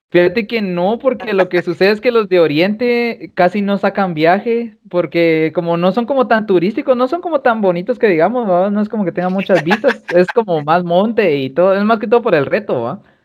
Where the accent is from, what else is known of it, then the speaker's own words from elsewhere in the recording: Guatemala; como guatemalteco